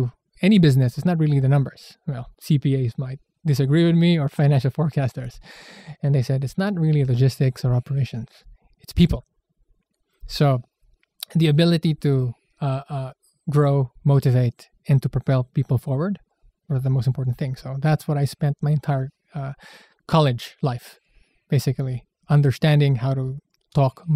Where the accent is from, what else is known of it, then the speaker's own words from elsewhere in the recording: San Juan, Metro Manila, Philippines; I was born in the Philippines in a place called San Juan, Metro Manila